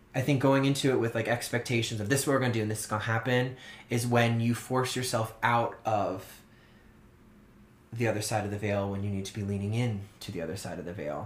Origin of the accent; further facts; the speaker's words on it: Orleans, Massachusetts, United States; growing up on Cape Cod in Massachusetts